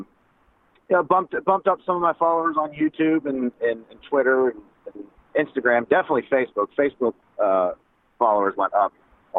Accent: Crescent, Pennsylvania, United States; now in Nashville, United States; Crescent, Pennsylvania, where I'm from

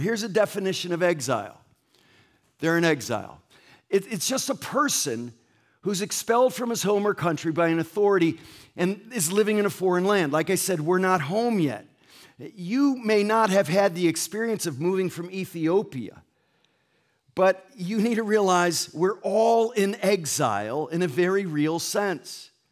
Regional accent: Ansonia, Connecticut, United States; also born or lived in Essex, Connecticut; now in La Mirada, United States; I grew up in Ansonia, Connecticut

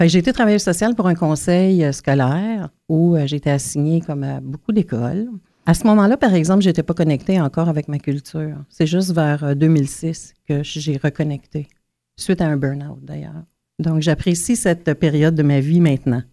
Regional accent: Pikogan, Quebec, Canada; j'ai grandi à un kilomètre ou deux de la réserve euh, d'où je viens, parce que je viens de Picogan, en Abitibi

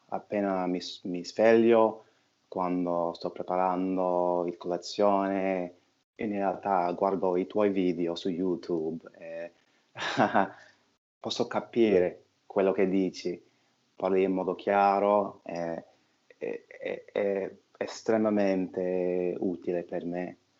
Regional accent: New York, United States; Italian is a second language; sono di New York, faccio l'attore

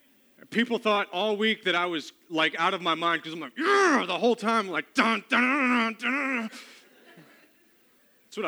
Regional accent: the South, United States; I'm from the South

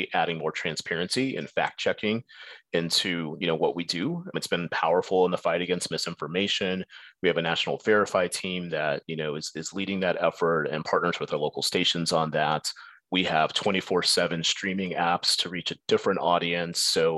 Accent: San Antonio, Texas, United States; that part-time job led to my first job as a newscast producer in my hometown of San Antonio

